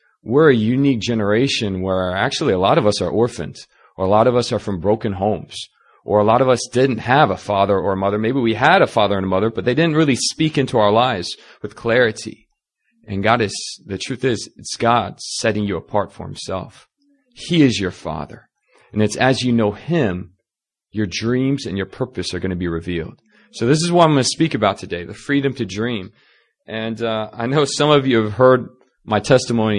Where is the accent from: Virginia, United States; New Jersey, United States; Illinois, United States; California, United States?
Virginia, United States; Northern; moved away as an adult; now in South Korea; I'm originally from Northern Virginia